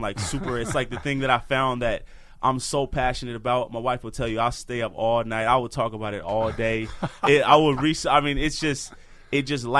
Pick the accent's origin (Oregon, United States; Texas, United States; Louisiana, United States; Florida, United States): Oregon, United States; Portland; So just to give you a little backstory, so I'm from Portland, Oregon, and I grew up playing football and I loved it so much.